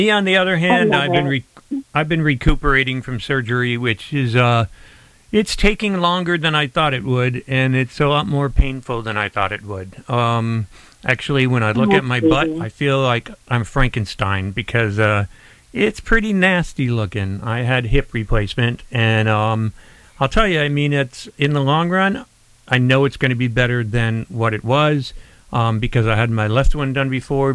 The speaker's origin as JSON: {"language": "English", "town": "Scranton", "region": "Pennsylvania", "country": "United States", "tie": "born or raised there", "moved": "as an adult", "lives_now": "Tampa Bay, United States", "said": "growing up in Scranton, Pennsylvania, and all the snow we used to get there"}